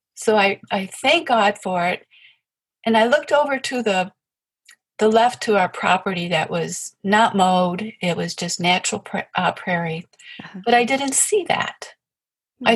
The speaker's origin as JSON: {"language": "English", "region": "Appalachia", "country": "United States", "tie": "born or raised there", "moved": "yes", "lives_now": "Michigan, United States", "said": "I come from Appalachia, I come from farm people"}